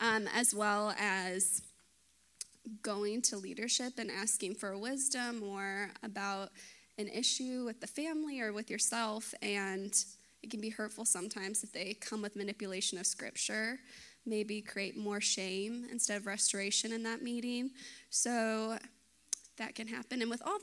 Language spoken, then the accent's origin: English; Dallas, Texas, United States; I was born in Dallas, lived in the suburbs.